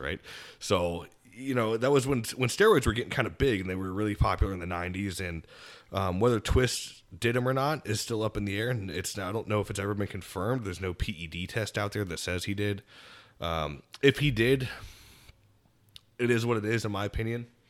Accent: Land O'Lakes, Florida, United States; I'm from Land O'Lakes, Florida

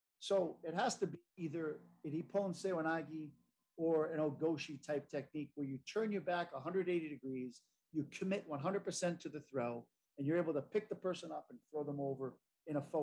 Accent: United States; as an American

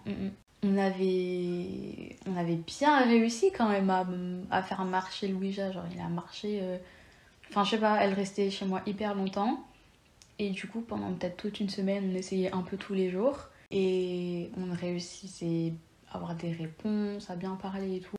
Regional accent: Lyon, Auvergne-Rhône-Alpes, France; Je suis née à Lyon. Je suis franco-espagnole.

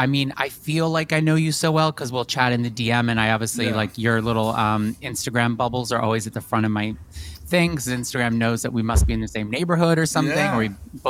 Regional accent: New York, United States; I feel like you've just always been on my radar as a New Yorker

